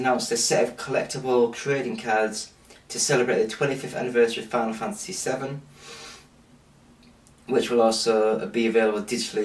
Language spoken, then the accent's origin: English; England, United Kingdom; I'm English